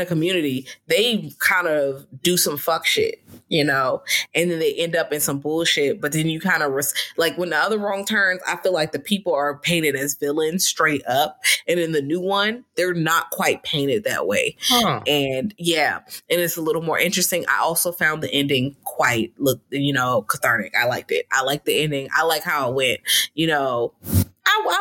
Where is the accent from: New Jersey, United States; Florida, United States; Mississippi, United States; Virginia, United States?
Virginia, United States; Richmond; I'm from Richmond, but Richmond is not far. It's in Virginia